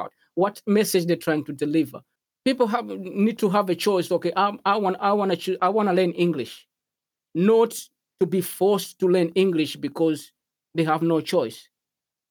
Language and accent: English; Malawi; English is a second language; Growing up in Malawi